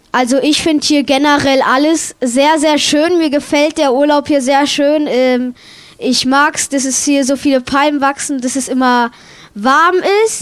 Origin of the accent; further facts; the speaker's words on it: Weilheim-Schongau district, Bavaria, Germany; aus Bayern im Kreis von Weilheim-Schongau